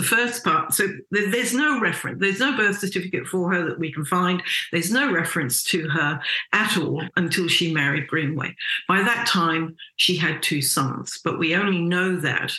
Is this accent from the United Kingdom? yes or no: yes; England, United Kingdom; moved away as an adult; now in Australia; I was born in England, which I think everybody knows and can tell from my voice. And I came here in my early 20s